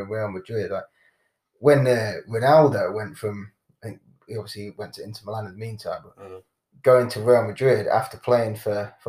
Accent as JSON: {"language": "English", "town": "Nottingham", "region": "East Midlands", "country": "United Kingdom", "tie": "born or raised there", "also_born_or_lived": "Sheffield", "moved": "yes", "said": "growing up in Nottingham"}